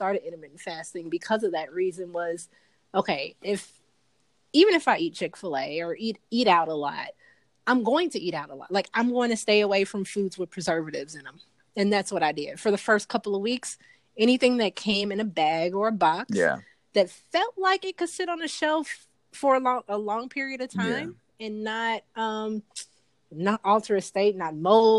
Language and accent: English; Chicago, Illinois, United States; now in Atlanta, United States; my hometown is actually Chicago